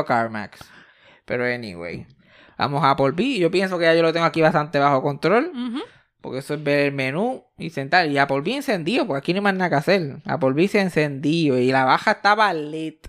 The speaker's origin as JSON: {"language": "Spanish", "town": "Mayagüez", "country": "Puerto Rico", "said": "Mi amiguito de Río Caña él y yo somos del mismo barrio. Él, yo y Eugenio María de Hosto somos de Geocaña, Mayagüez, Puerto Rico"}